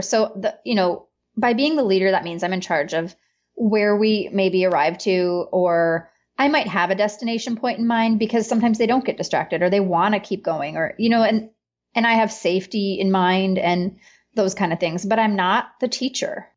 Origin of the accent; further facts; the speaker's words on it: northern peninsula of Michigan, United States; moved away as an adult; where I live and where I'm from, I've moved back to my hometown a couple years ago, is in the northern peninsula of Michigan.